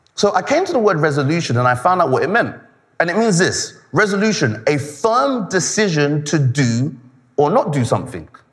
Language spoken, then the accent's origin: English; Nigeria; I'm Nigerian